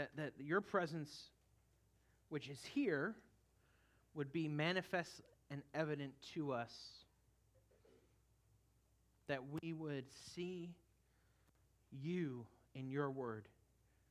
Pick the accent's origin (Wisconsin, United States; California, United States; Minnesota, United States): California, United States; moved away; the church I grew up in California